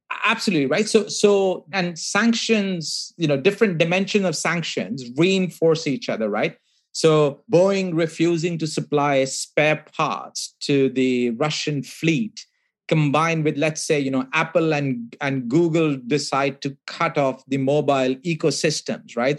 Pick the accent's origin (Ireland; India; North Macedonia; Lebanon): India; I grew up in India